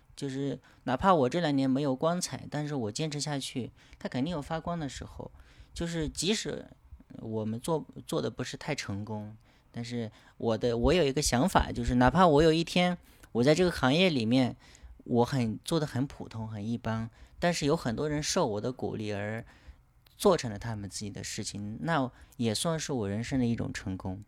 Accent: Kunming, Yunnan, China; 来自云南昆明

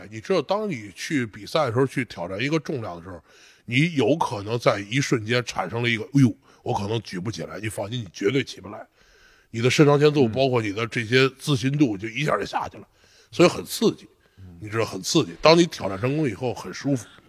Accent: China; 我中国人

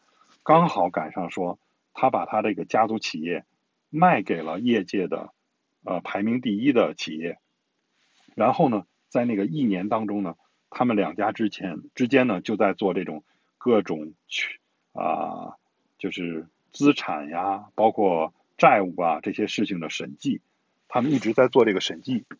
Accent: China; 他是对我们中国人很有好感的。

